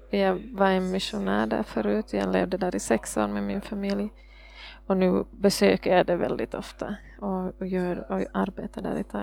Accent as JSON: {"language": "Swedish", "country": "Norway", "second_language": "Swedish", "said": "Jag är norsk. Men jag förstår att min norska är så dålig så jag måste det på engelska istället."}